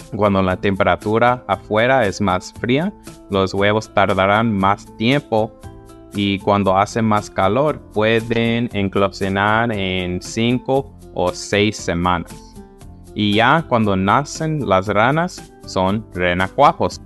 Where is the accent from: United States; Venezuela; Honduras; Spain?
United States; Southern California; De donde soy, en el sur de California